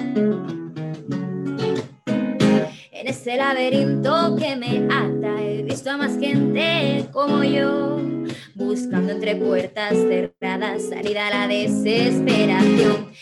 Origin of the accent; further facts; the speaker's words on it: Cáceres, Extremadura, Spain; en Cáceres, en mi ciudad natal.